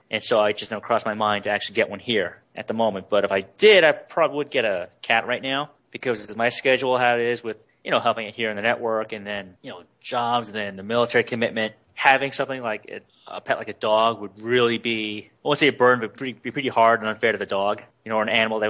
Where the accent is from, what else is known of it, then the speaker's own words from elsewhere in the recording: New York City, New York, United States; now in New Jersey, United States; Like when I was growing up in Brooklyn and in Queens, out here in Jersey